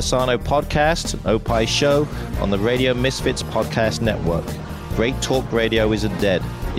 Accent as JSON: {"language": "English", "region": "England", "country": "United Kingdom", "moved": "yes", "lives_now": "Illinois, United States", "said": "I am from England."}